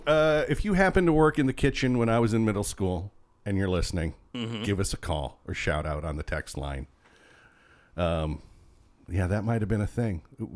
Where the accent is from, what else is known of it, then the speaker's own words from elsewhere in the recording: Illinois, United States; I went to school in Illinois.